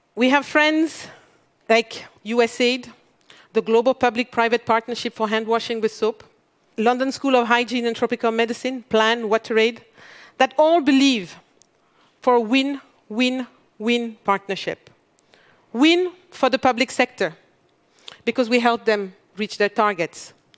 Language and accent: English; Mali; I come from Mali